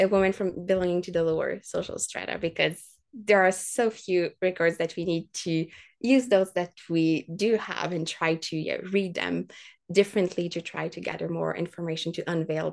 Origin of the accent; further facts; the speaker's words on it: Quebec City, Quebec, Canada; I'd worked for years as a tour guide at Parks Canada in my hometown, and we would tour like the fortifications of Quebec City